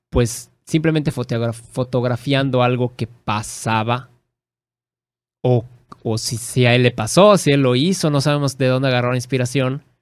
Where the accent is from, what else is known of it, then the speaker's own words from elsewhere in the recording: Mexico; porque no somos ni españoles ni indígenas, somos mexicanos.